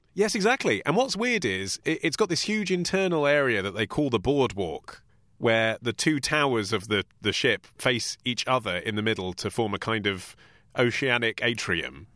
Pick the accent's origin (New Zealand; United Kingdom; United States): United Kingdom; England; I'm English.